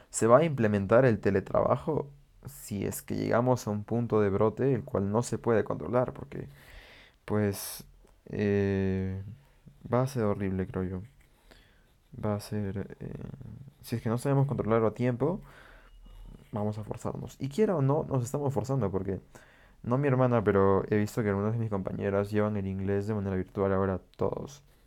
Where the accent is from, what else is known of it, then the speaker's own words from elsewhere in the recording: Peru; yo vivo en Perú y pues en mi país estamos